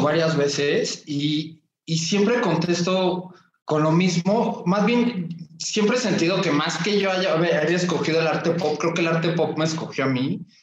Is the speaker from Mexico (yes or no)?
yes; Mexico; yo soy mexicano, vivo aquí en la Ciudad de México